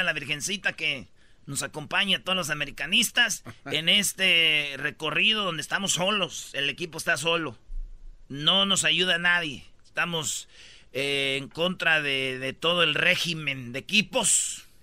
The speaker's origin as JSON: {"language": "Spanish", "town": "Jiquilpan", "region": "Michoacán", "country": "Mexico", "tie": "born or raised there", "moved": "yes", "said": "Allá en mi pueblo, en Jiquilpan"}